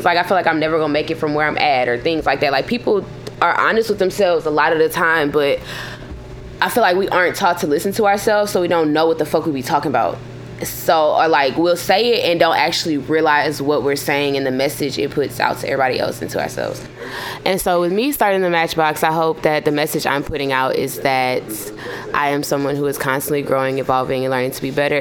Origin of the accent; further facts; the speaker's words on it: Baton Rouge, Louisiana, United States; I was born and raised in Baton Rouge, Louisiana.